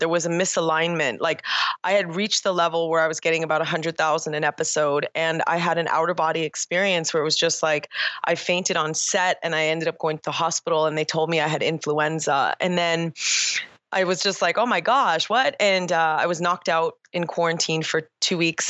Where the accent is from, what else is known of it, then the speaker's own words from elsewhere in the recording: Toronto, Ontario, Canada; I was born and raised in Toronto, Canada